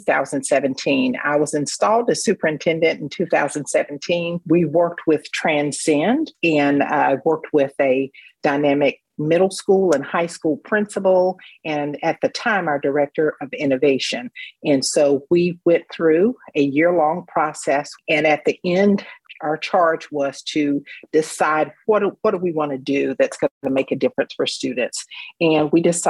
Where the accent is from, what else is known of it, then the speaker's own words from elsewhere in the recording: Raleigh, North Carolina, United States; also born or lived in Statesville, North Carolina; I grew up in Raleigh, North Carolina